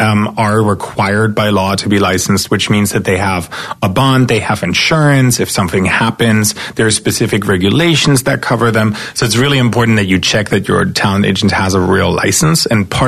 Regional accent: eastern Germany, Germany; English is a second language; So as I said, I grew up in East Germany.

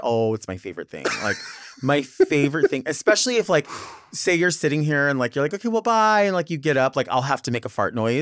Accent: Southern California, United States; accent: Valley girl

